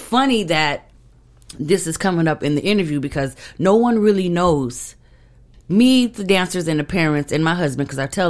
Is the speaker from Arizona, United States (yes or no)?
yes; Phoenix, Arizona, United States; I'm from Phoenix.